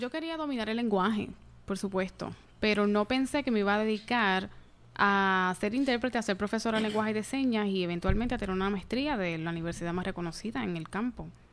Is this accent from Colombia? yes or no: no; Yabucoa, Puerto Rico; Yo soy original de Yabucoa